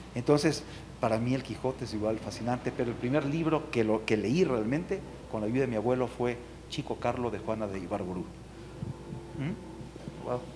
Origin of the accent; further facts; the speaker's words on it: Ambato, Tungurahua, Ecuador; yo soy de Ambato